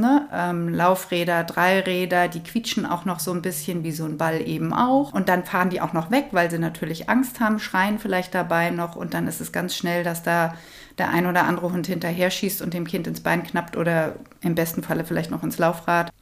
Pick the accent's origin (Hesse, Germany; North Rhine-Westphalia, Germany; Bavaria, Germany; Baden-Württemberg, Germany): Hesse, Germany; Kronberg; moved away as an adult; Ich bin hier auch im Taunus groß geworden. In Kronberg, da bin ich ja jetzt wieder